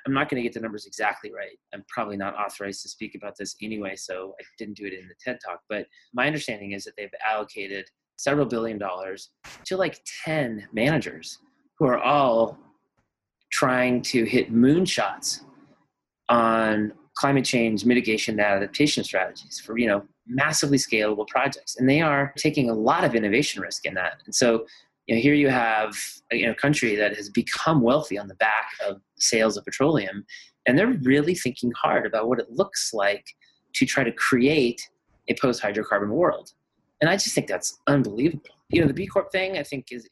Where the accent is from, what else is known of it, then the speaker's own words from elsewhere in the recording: Colorado, United States; I was raised in Colorado and spent a lot of time in the mountains